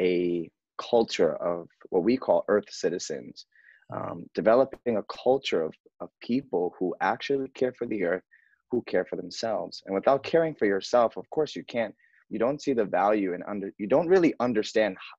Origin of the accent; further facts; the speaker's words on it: New York City, New York, United States; I grew up in New York, Bronx, New York